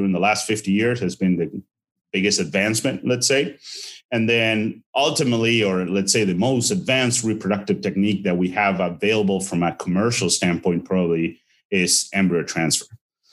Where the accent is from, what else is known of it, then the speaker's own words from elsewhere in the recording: Argentina; moved away as an adult; also born or lived in Saskatchewan, Canada / Madison, Wisconsin, United States; now in Ohio, United States; I'm originally from Argentina. I was raised there and actually attended veterinary school there and finished in 2009